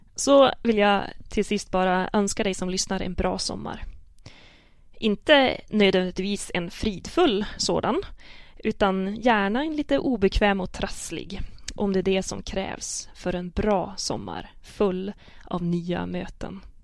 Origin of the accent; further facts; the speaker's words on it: Sidensjö, Västernorrland County, Sweden; accent: Sidensjö dialect; jag kan tala sidensjömål med mina kusiner